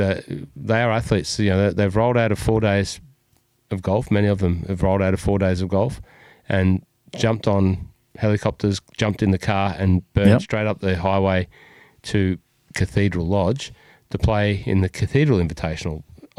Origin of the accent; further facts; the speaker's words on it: Cessnock, New South Wales, Australia; I'm from Cessnock, closely aligned part of the Hunter Valley, great Hunter Valley.